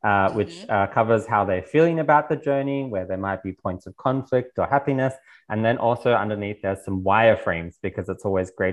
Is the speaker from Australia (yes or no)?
yes; Australia; moved away as an adult; now in Berlin, Germany; I was born in Australia, and from Australia, I also then moved and have lived the last 8 years in Berlin.